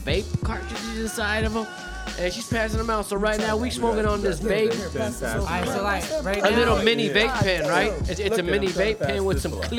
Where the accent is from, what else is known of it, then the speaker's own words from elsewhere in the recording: Los Angeles, California, United States; Was raised in Los Angeles all my life, and I currently live in El Sereno